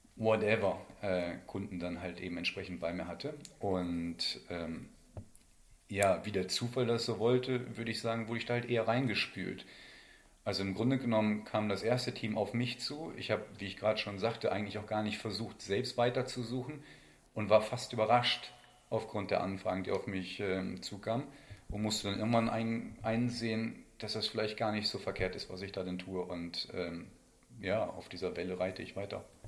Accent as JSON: {"language": "German", "area": "County of Bentheim", "region": "Lower Saxony", "country": "Germany", "tie": "born or raised there", "also_born_or_lived": "Meppen / Paderborn", "moved": "as an adult", "said": "Bin halt in der Grafschaft äh, Bad Bentheim aufgewachsen"}